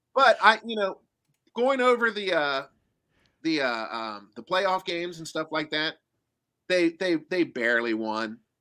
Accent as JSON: {"language": "English", "region": "Kentucky", "country": "United States", "moved": "yes", "lives_now": "Japan", "said": "I'm from Kentucky"}